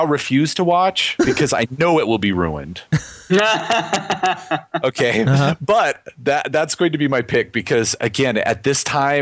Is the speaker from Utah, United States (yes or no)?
yes; Salt Lake City, Utah, United States; I grew up in Salt Lake where you weren't supposed to see R's anyway.